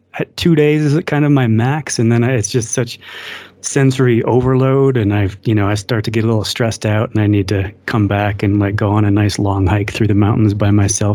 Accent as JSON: {"language": "English", "region": "Michigan", "country": "United States", "tie": "born or raised there", "moved": "yes", "lives_now": "Colorado, United States", "said": "I'm originally from Michigan, which is in the Midwestern part of the U.S."}